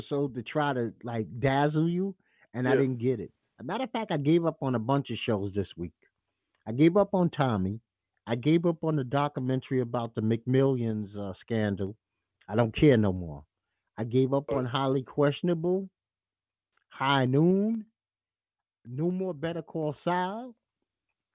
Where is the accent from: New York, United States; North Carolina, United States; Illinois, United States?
New York, United States; New York City; I'm from Bed-Stuy. I'm not very far from Marcy Projects